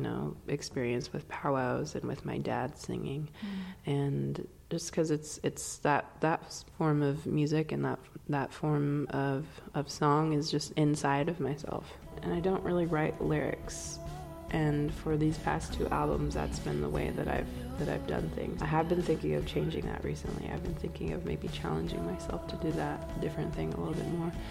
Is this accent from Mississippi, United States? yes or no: no; Swinomish Indian Tribal Community, Northwest Washington, United States; I'm from the Swinomish Indian Tribal Community in Northwest Washington